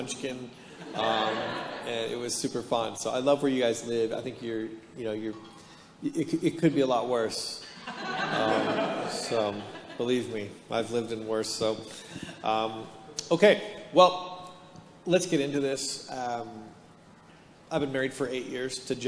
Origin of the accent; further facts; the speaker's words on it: Hamilton, Ontario, Canada; now in Palm Desert, United States; I'm born and raised in Hamilton, Ontario, which is the armpit of Canada